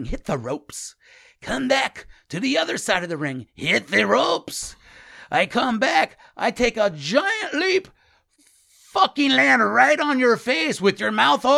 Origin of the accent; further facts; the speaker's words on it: Mexico; I'm from Mexico.